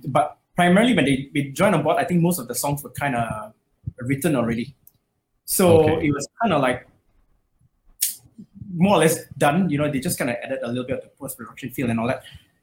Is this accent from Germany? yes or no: no; Malaysia; I grew up in Malaysia